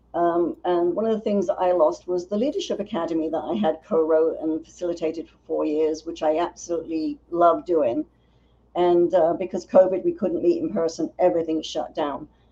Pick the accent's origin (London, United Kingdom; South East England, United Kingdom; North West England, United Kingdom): London, United Kingdom; now in United States; I was born in North London